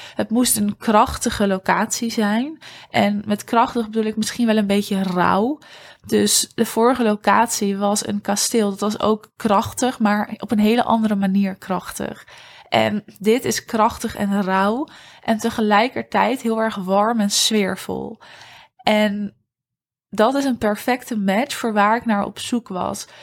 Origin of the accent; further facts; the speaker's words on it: Huizen, North Holland, Netherlands; moved away; het dorp staat waar ik ben opgegroeid. En dat dorp is Huizen.